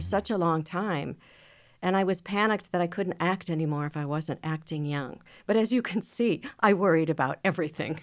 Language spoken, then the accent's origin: English; Minneapolis, Minnesota, United States; I grew up in Minneapolis.